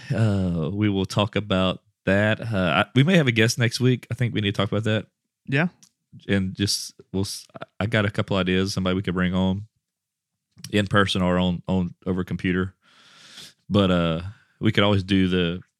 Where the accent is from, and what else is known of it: Rockport, Texas, United States